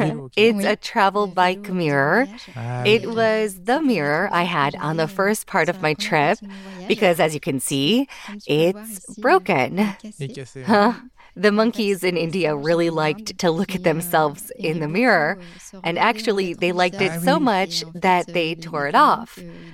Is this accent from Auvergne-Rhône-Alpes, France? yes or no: yes; Auvergne-Rhône-Alpes, France; But I'm originally from the Auvergne region, and so every weekend I'd go to see my family